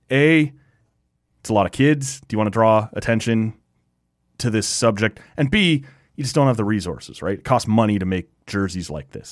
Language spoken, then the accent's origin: English; Canada; As a Canadian kid